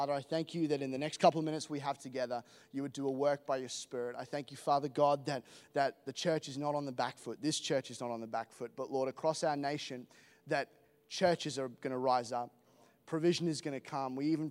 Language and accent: English; England, United Kingdom; accent: Australian; now in Australia; So, I am not from Australia. I know I sound Australian, which is, to be honest, is a huge bummer. And I'll explain why in a moment. I'm actually English